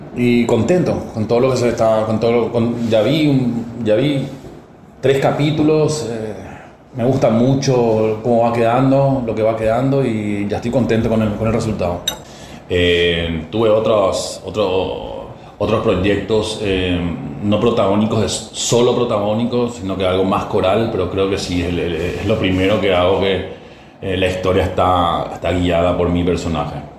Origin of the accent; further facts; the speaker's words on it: Paraguay; now in Argentina; Yo sigo trabajando en mi país